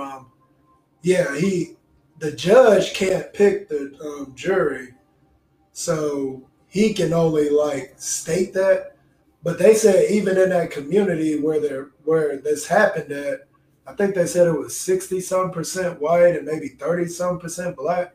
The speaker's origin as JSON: {"language": "English", "town": "Houston", "region": "Texas", "country": "United States", "tie": "born or raised there", "said": "I grew up in Houston"}